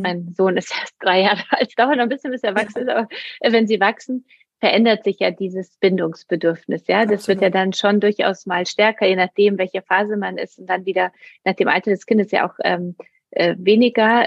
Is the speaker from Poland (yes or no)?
yes; Poland; now in Germany; ich komme ja aus Polen. Ähm, mhm. Ich bin sozusagen mit einer Mutter aufgewachsen, auch die alleinerziehend war, aber es war auch in Polen damals